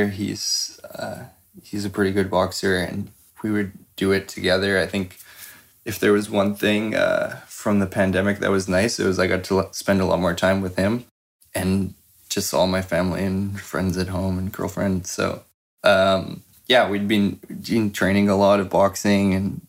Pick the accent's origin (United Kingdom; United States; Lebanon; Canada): Canada